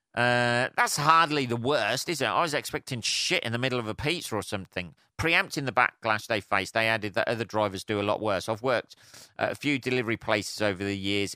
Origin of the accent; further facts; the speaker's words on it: England, United Kingdom; I'm English